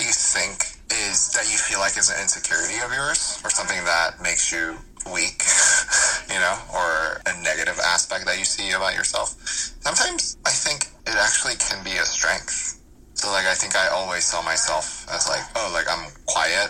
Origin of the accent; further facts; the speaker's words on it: Atlanta, Georgia, United States; English is a second language; also born or lived in South Korea; I grew up in Atlanta